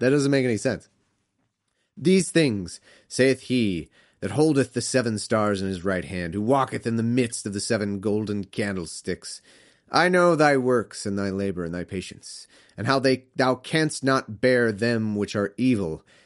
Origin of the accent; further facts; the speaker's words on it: United States; as an American